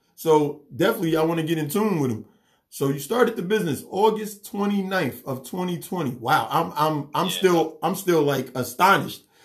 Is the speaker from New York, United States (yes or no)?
yes; New York City, New York, United States; I grew up in New York City, so we didn't have no yard or nothing.